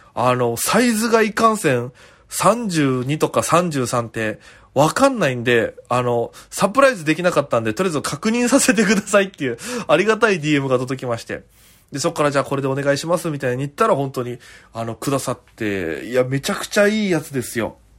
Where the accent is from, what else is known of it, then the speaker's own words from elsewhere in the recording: Okinawa, Japan; moved away as an adult; now in Tokyo, Japan; 私県出身で現在東京でフリーのピン芸人として活動しております